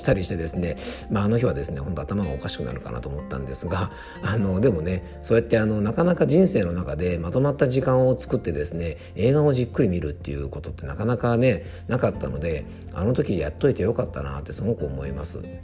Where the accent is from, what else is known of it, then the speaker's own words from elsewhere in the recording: Yamanashi, Japan; 僕の地元の山梨県のですね